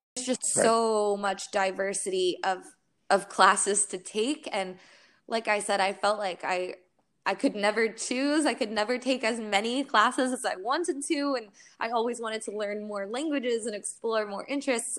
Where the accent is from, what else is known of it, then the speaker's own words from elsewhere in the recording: Florida, United States; moved away as an adult; I'm from Florida